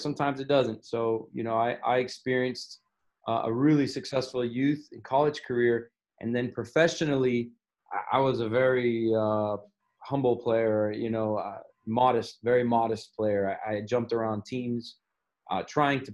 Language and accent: English; Miami, Florida, United States; I grew up in Miami, Florida.